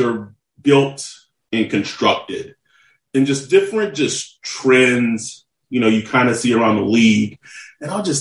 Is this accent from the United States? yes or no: yes; Texas, United States; born and raised in Texas